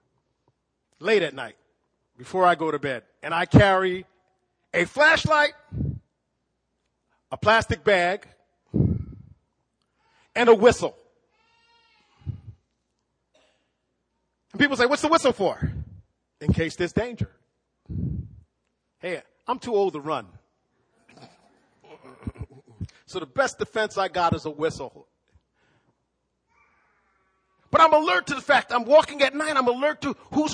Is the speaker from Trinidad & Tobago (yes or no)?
no; East Coast, United States; also born or lived in Midwest; now in Fort Wayne, United States; I grew up on the East Coast deep sea fishing. I had to learn how to do this lake river fishing when I moved to the Midwest